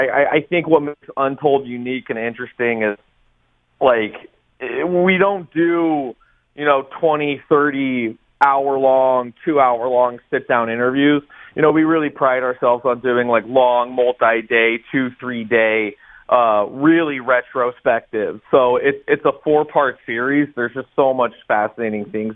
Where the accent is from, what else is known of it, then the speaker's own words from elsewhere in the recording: United States; as an American